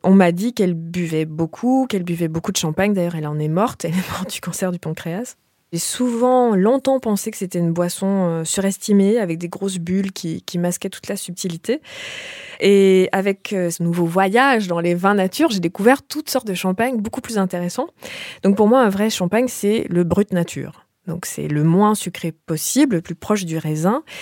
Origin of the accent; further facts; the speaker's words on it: Canada; moved away as an adult; now in France; j'ai quitté le Canada il y a bientôt 20 ans